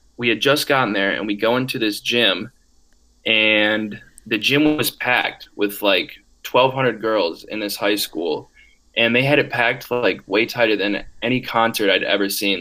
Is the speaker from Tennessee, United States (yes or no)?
no; Wisconsin, United States; I am from Wisconsin. I am from about four hours north of the UW Madison campus, and my hometown is really small